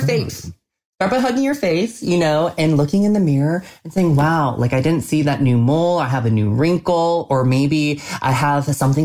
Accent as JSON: {"language": "English", "town": "Colorado Springs", "region": "Colorado", "country": "United States", "tie": "born or raised there", "said": "growing up in Colorado Springs, Colorado, and being the lone Asian face"}